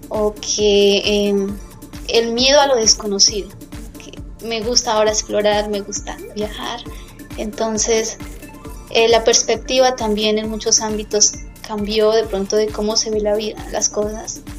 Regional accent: Boyacá, Colombia; soy de Colombia, de Boyacá, Colombia. Em, orgullosamente hija de padres campesinos

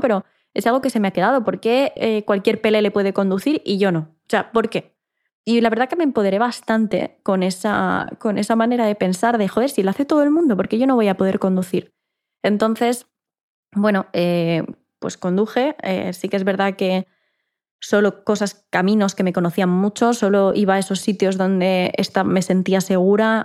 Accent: Ibiza, Balearic Islands, Spain; moved away as an adult; now in Barcelona, Spain; mi ciudad natal, que es Ibiza, es una isla pequeña

